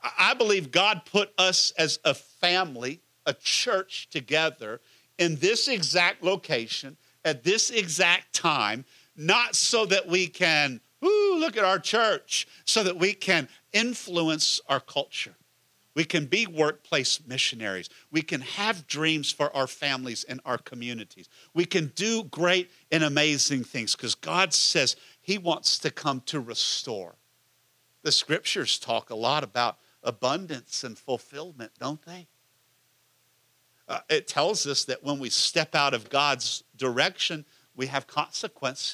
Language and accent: English; Houston area, Texas, United States; moved away as an adult; also born or lived in Washington, D.C.; we get to build it in Ellington Field. And I'm in my hometown